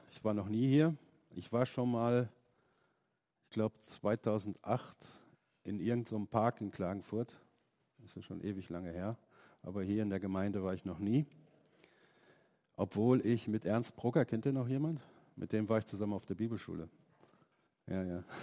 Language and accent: German; Germany; also born or lived in Slovenia; ich bin ähm, kein Deutscher, ich bin aus Slowenien und ähm, das hat auch mit der Westbahnhoffnung zu tun.